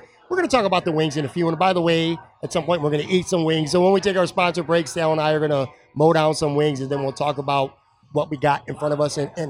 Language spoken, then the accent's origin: English; Buffalo, New York, United States; moved away as an adult; also born or lived in Florida; I'm from the west side, born and raised in the west side. But I left